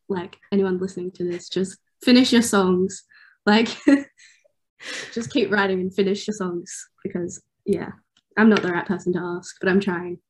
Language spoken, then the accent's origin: English; Newcastle, New South Wales, Australia; I'm from Newcastle.